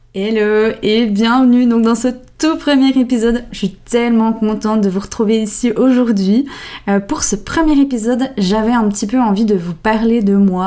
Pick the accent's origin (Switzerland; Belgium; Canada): Switzerland; Jura; accent: Jura; mon bon vieil accent, il vient du Jura. Alors euh, oui, on a apparemment un bon accent. Euh, j'ai grandi dans un tout petit village en plein milieu de la nature